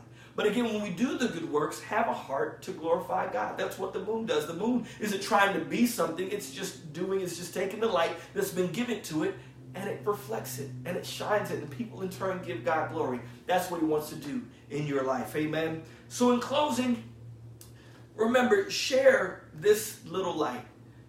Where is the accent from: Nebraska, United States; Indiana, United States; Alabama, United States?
Indiana, United States; South Bend; my go-to verse always at the time growing up in South Bend, Indiana, was shine all over Chicago.